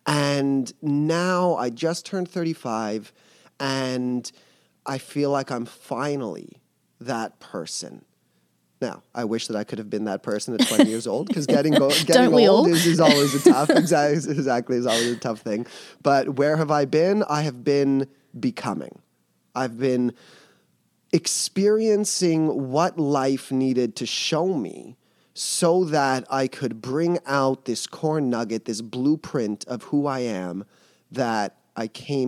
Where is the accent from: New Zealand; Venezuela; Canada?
Canada; Montreal, Quebec; I'm from Montreal, as you said.